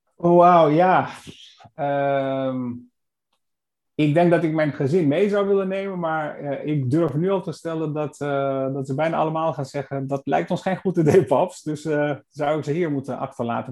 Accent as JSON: {"language": "Dutch", "town": "Ohrid", "country": "North Macedonia", "tie": "born or raised there", "moved": "yes", "lives_now": "Netherlands", "said": "het meer van Ochrid, waar ik geboren ben"}